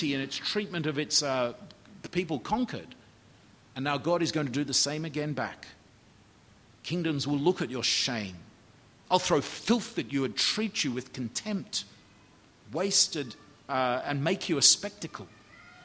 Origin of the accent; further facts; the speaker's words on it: Australia; as an Australian